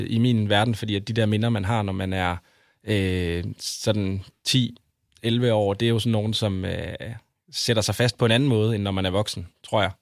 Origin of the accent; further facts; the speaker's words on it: Aarhus, Central Denmark Region, Denmark; now in Copenhagen, Denmark; jeg står op for, for min, min by og mit hold